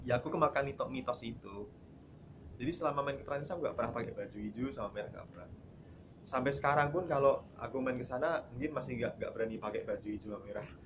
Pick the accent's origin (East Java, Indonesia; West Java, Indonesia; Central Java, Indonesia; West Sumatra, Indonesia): Central Java, Indonesia; Boyolali; moved away as an adult; also born or lived in Yogyakarta / Solo; now in Jakarta, Indonesia; Asli dari Boyolali